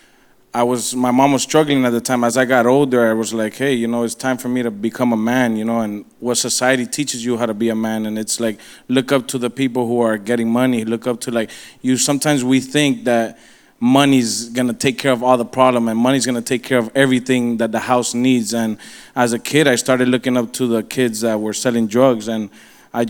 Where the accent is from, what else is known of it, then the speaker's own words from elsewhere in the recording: Miami, Florida, United States; I was born and raised here in Miami, Westchester area.